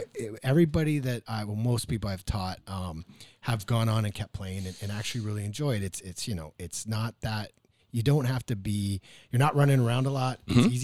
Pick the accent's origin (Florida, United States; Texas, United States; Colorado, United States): Colorado, United States; Mesa; No, I grew up in Mesa.